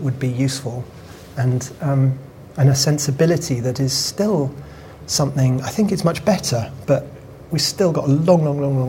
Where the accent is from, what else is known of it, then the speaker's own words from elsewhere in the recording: London, United Kingdom; I was brought up in Wood Green